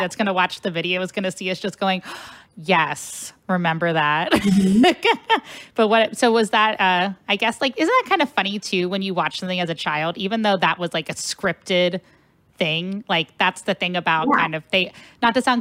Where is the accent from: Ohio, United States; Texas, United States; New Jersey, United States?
Ohio, United States; Cincinnati; now in St. Louis, United States; I'm originally from Cincinnati, Ohio